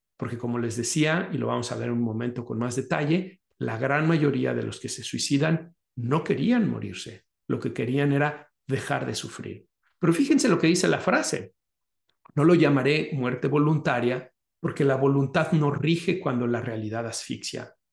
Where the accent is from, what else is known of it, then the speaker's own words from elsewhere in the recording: Guadalajara, Jalisco, Mexico; moved away; mi ciudad natal, que es Guadalajara